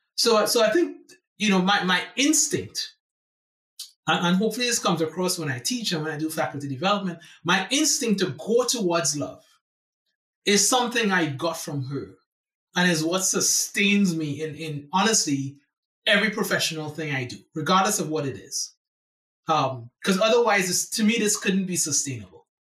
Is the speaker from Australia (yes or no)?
no; San Fernando, Trinidad & Tobago; moved away as an adult; now in United States; I was born in in San Fernando, Trinidad and Tobago, which is the last Caribbean island in the archipelago.